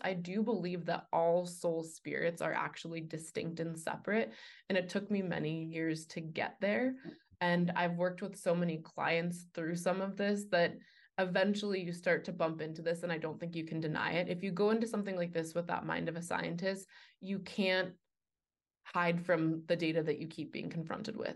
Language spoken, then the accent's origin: English; New York City, New York, United States; moved away; also born or lived in Boulder, Colorado; I was raised, uh, Jewish in New York City